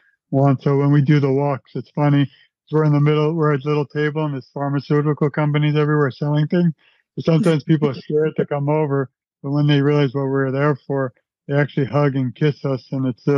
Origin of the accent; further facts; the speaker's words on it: New York City, New York, United States; I'm from Brooklyn, New York. My mother used to bring me to Broadway when I was a child